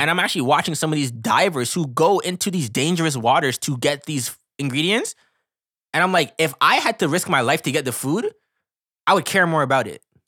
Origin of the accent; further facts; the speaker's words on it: Canada; we're Canadian, but we live in North America